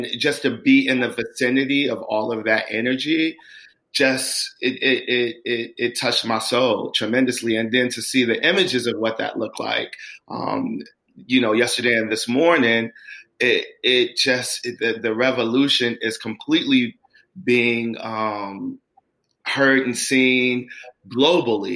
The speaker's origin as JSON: {"language": "English", "town": "Chicago", "region": "Illinois", "country": "United States", "tie": "born or raised there", "moved": "yes", "lives_now": "Los Angeles, United States", "said": "Growing up in Chicago as a Black man"}